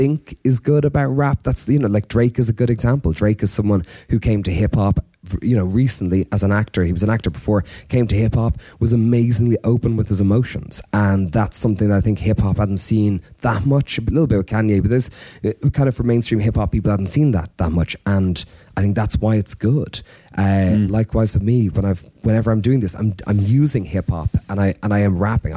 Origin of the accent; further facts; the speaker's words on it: Ireland; as an Irish man, I grew up with no hip hop in terms of peers